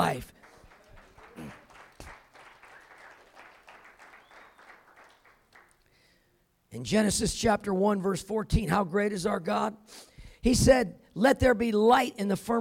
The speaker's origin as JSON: {"language": "English", "region": "California", "country": "United States", "tie": "born or raised there", "said": "I grew up in California, so it wasn't cold like Colorado"}